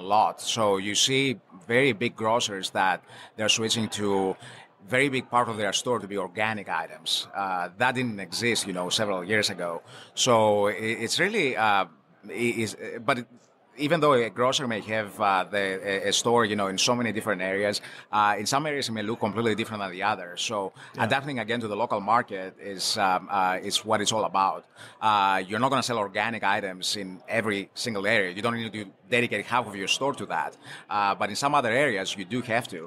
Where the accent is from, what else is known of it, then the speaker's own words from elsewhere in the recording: Greece; moved away as an adult; I'm actually coming from Greece. I moved here many years ago